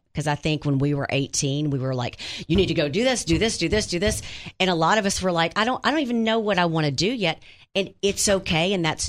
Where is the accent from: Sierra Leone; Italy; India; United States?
United States; Wynne; moved away; I'm from Wynn